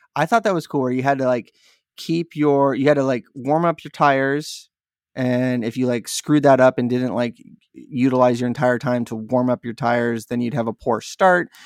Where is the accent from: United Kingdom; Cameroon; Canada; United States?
United States; San Diego, California; I'm from San Diego